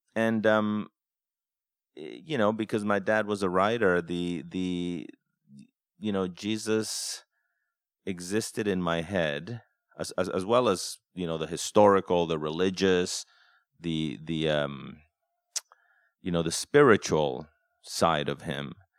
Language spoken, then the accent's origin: English; Mexico; moved away; growing up in Mexico